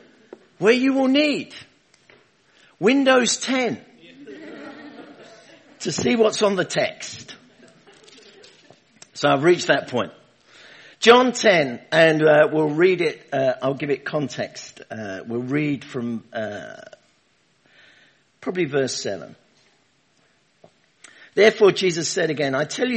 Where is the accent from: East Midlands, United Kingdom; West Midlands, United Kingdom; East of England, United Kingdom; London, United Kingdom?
London, United Kingdom; now in Rugby, United Kingdom; Originally, I'm from London, Hackney. Is where I was born, under the sound of Bow Bells